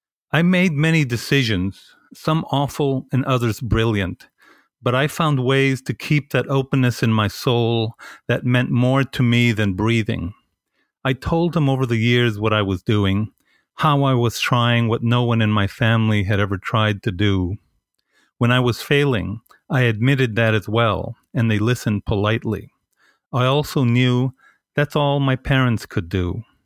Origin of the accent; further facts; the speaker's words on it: El Paso, Texas, United States; moved away; we're both from the Lower Valley, which is even closer than, you know, both from, you know, you're from Riverside and I'm from Isleta.